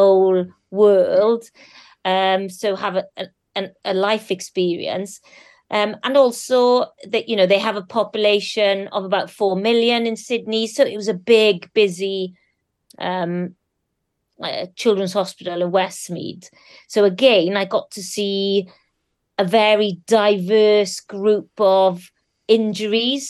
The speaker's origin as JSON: {"language": "English", "region": "Wales", "country": "United Kingdom", "said": "I'm also Welsh. I do... love where I've come from"}